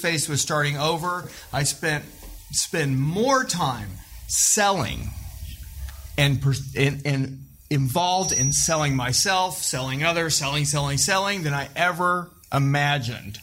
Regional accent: Joplin, Missouri, United States; I'm from Joplin, Missouri

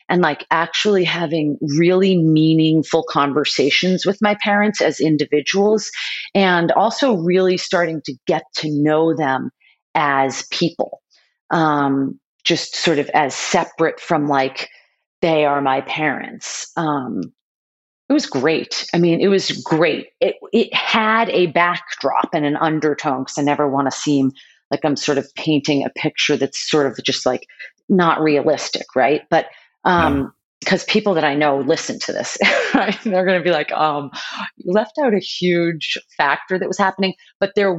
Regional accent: Boston, Massachusetts, United States; born or raised there

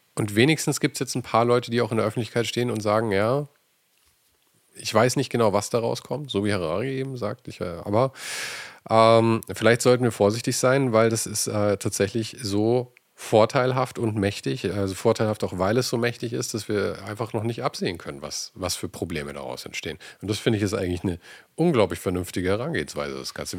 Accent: Germany; wir als Deutsche

